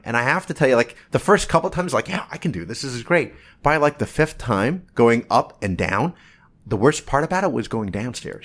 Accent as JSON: {"language": "English", "town": "Toms River", "region": "New Jersey", "country": "United States", "tie": "born or raised there", "said": "I was a kid growing up in Toms River, New Jersey"}